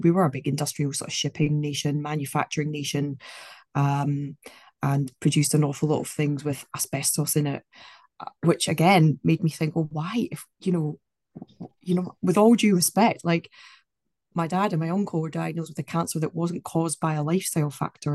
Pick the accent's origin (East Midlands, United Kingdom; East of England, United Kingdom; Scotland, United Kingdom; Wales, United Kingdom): Scotland, United Kingdom; I'm from Scotland